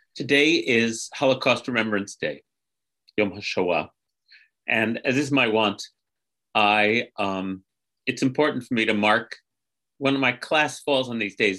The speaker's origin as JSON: {"language": "English", "country": "United States", "said": "as a American grandchild"}